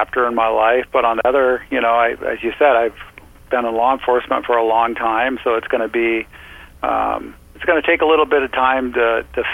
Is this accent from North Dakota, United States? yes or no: no; Southeast Alaska, United States; I've been born and raised in Southeast Alaska, and I want to stay in Southeast Alaska.